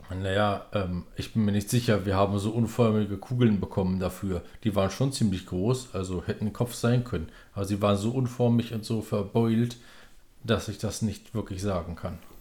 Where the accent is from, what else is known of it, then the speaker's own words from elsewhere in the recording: Bremen, Germany; ich komme aus Bremen